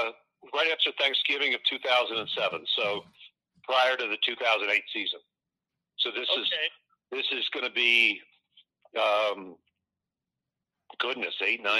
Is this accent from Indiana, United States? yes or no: no; Baltimore, Maryland, United States; moved away; also born or lived in Cleveland, Ohio; I was born in Cleveland, grew up in Baltimore